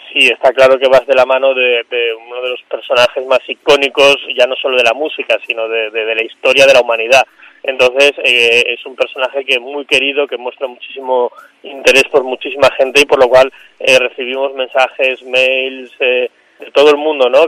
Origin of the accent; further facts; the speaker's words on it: Mallorca, Balearic Islands, Spain; yo crecí en Mallorca, soy de Mallorca, crecí en Mallorca